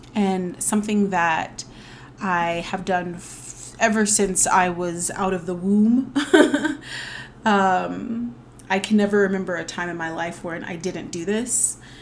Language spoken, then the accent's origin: English; the South, United States; I am a Southerner